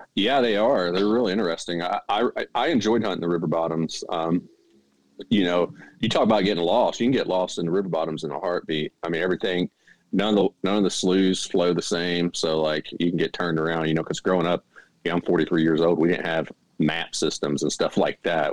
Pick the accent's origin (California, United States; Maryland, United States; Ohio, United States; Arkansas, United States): Arkansas, United States; Mississippi Delta; moved away as an adult; now in North Carolina, United States; I grew up in the Mississippi Delta in Arkansas